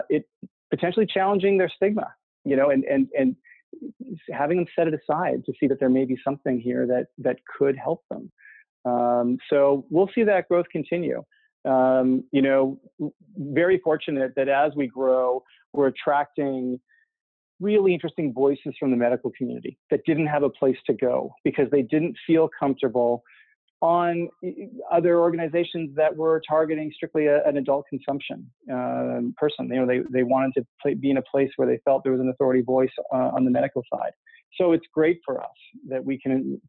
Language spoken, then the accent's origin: English; Canada; moved away; I grew up in Canada